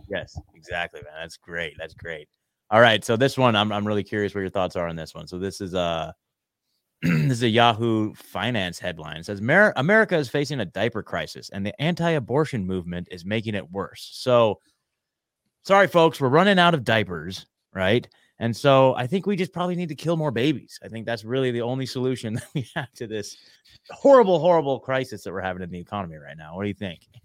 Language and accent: English; Oregon, United States; moved away as an adult; I'm born, born and raised in Oregon